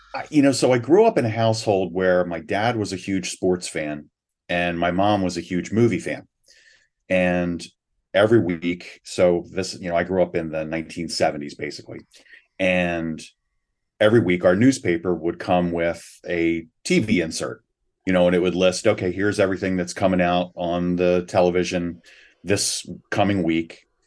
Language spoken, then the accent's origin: English; Philadelphia, Pennsylvania, United States; I grew up in the Philadelphia area.